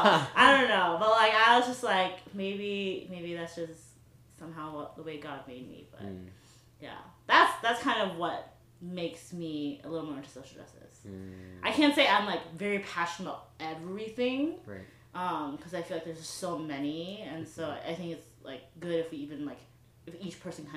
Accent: Chicago, Illinois, United States; I grew up in the South Side of Chicago, too.

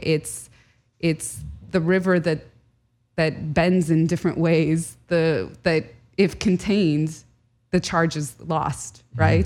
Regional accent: United States; born or raised there; first language Arabic; English is a second language

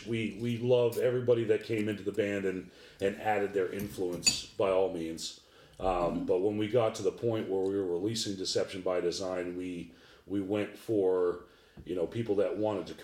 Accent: Boston, Massachusetts, United States; moved away as an adult; now in Columbus, United States; I'm from Boston, Mass. I grew up in the projects. And then made my way over to Columbus, Ohio

